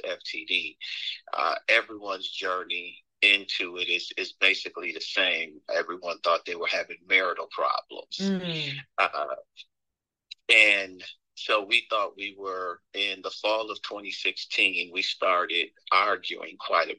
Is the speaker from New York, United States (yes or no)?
no; Michigan, United States; moved away as an adult; now in Atlanta, United States; I'm originally from Michigan.